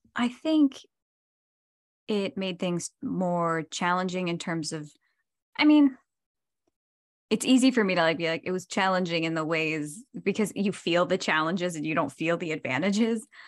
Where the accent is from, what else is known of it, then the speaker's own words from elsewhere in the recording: New Jersey, United States; moved away; I'm from New Jersey